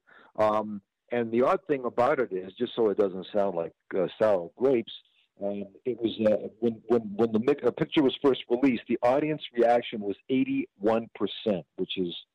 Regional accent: Toronto, Ontario, Canada; also born or lived in Germany / Ukraine (ancestry); now in United States; I was born in Germany during the war, right after the war, and emigrated to Canada, and then ultimately to the United States. I came to Canada when I was an infant, 6 months old.

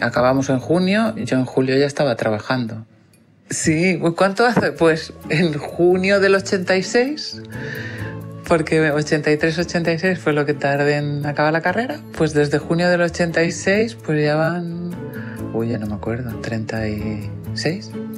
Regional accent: Ibiza, Balearic Islands, Spain; Pues nací en Ibiza y sigo viviendo en Ibiza

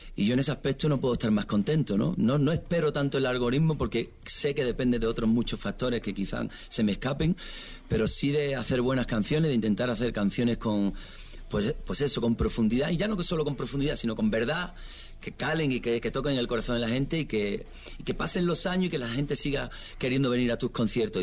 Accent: Spain

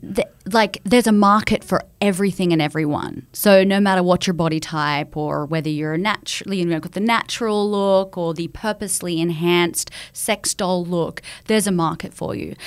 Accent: Australia; moved away; I was coming across from Australia

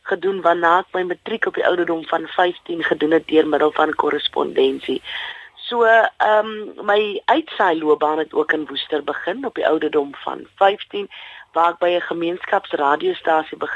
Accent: Bonnievale, Western Cape, South Africa; also born or lived in Robertson / Worcester; Ek is in Robertson gebore in die Weskaap en Bonnieville groot geword saam met my ma, my ouma en my drie ooms.

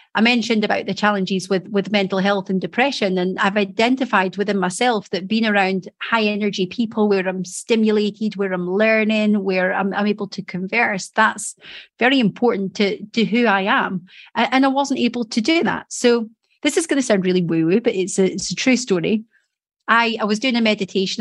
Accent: Edinburgh, Scotland, United Kingdom; moved away as an adult; now in Doncaster, United Kingdom; I came from Edinburgh.

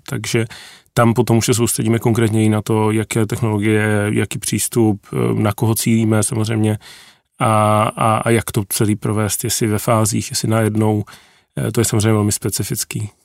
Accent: a village outside Prague, Central Bohemian Region, Czechia; já jsem vyrůstal na vesnici za Prahou

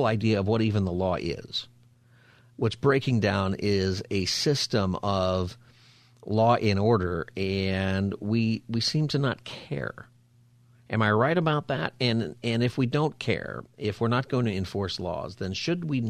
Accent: Los Angeles, California, United States; now in San Diego, United States; I'm from Los Angeles, then I moved to San Diego, and now I'm from San Diego.

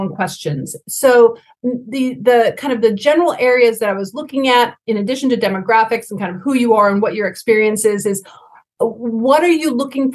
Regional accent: United States; my home country of the United States

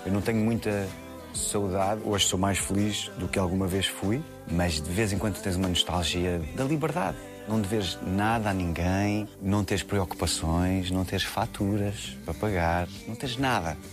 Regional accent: Queluz, Lisbon, Portugal; Eu acho que sou resultado de uma infância feliz no subúrbio de Lisboa, cresci em Queluz

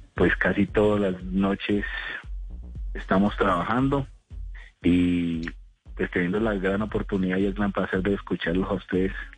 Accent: Cali, Valle del Cauca, Colombia; moved away as an adult; now in Sogamoso, Colombia; yo soy de Cali, aunque le estoy hablando de Sogamoso, mm. hace unos años vivo acá

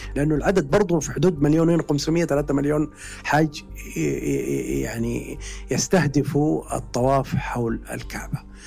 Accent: Mecca, Makkah Province, Saudi Arabia; أنا من أهل مكة وأعرف مكة

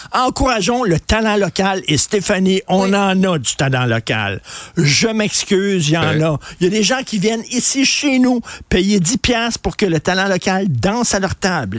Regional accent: Montreal, Quebec, Canada; j'allais dans les dépanneurs quand j'étais jeune à Verdun, la Tabagie à Verdun

